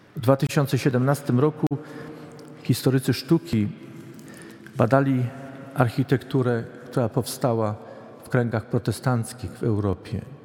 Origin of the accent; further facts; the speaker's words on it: Poland; moved away; Pochodzę z zupełnie innego regionu Polski